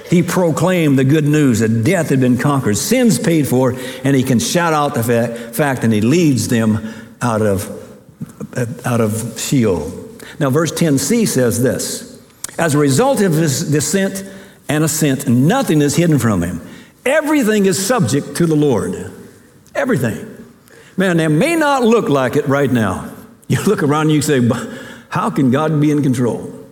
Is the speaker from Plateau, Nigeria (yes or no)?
no; Ogbomosho, Oyo, Nigeria; born there; I was born in Ogbomosho, Nigeria.